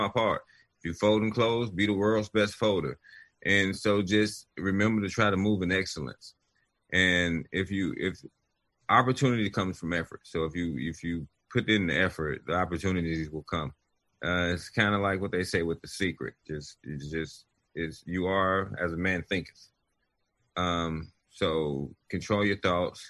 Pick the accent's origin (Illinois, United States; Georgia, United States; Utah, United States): Illinois, United States; Chicago; I was born in Chicago, Illinois